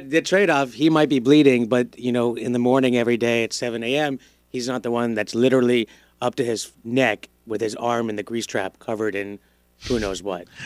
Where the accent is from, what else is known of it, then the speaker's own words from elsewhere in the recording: Broward, Florida, United States; also born or lived in Miami / New York; I grew up in Broward until I was ten